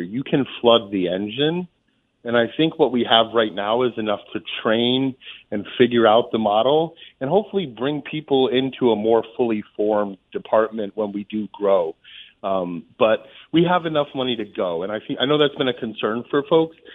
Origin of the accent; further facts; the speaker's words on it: Holyoke, Massachusetts, United States; also born or lived in Amherst, Massachusetts; I grew up in in Holyoke